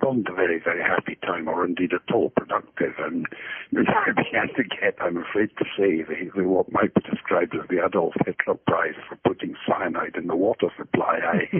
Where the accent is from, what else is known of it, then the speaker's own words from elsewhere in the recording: Glasgow, Scotland, United Kingdom; moved away as an adult; also born or lived in Cambridge; I'm originally a Scotsman, born in Glasgow in 1941. Actually, in the week that the Germans bombed Glasgow, I think I was born slightly prematurely because of that. And, you know, I grew up in Glasgow